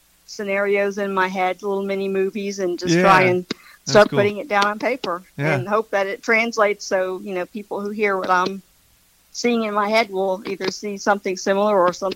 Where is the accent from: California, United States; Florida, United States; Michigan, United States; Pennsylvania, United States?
Florida, United States; Tallahassee; Yes, I am born and raised in Tallahassee. So I moved away for 4 years to go to college in Gainesville, University of Florida, and then moved back to Tallahassee.